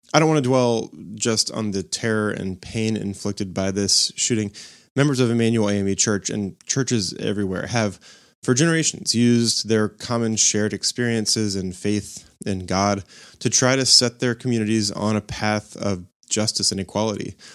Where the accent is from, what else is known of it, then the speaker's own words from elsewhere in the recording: North Carolina, United States; now in Charleston, United States; the ones I grew up going to in North Carolina